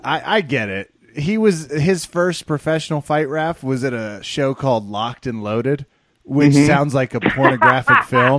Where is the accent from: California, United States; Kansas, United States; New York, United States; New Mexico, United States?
Kansas, United States; I'm from Kansas